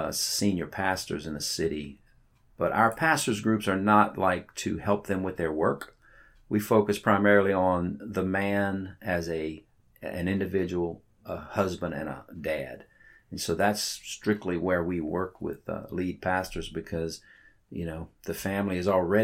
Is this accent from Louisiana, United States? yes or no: yes; South Louisiana, United States; I was born in South Louisiana